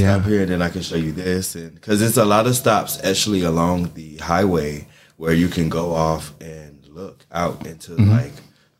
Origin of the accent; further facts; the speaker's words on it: Jacksonville, Florida, United States; I'm actually from Florida, so I'm from Jacksonville, Florida. They call it the country.